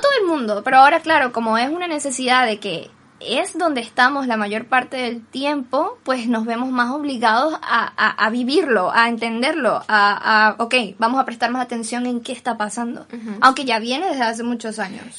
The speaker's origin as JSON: {"language": "Spanish", "country": "Venezuela", "moved": "yes", "lives_now": "Spain", "said": "soy de Venezuela"}